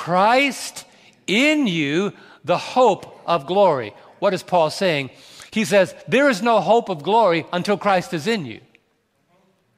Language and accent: English; New York City, New York, United States; I was raised in New York City